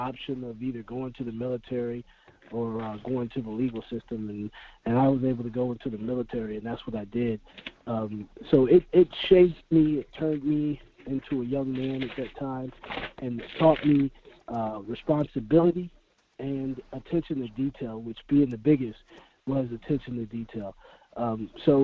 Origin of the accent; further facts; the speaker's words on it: Tampa, Florida, United States; moved away as an adult; also born or lived in Orono, Maine; me coming from Tampa, Florida, you know, I'm from Tampa